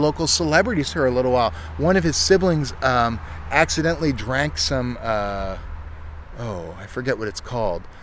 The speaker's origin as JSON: {"language": "English", "region": "Ontario", "country": "Canada", "tie": "born or raised there", "moved": "yes", "lives_now": "Halifax, Canada", "said": "I grew up in Ontario where that sort of thing's real common"}